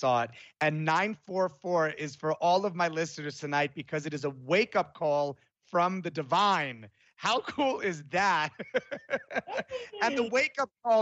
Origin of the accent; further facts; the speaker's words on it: Florence, Tuscany, Italy; moved away; when I was little, I grew up in Florence, Italy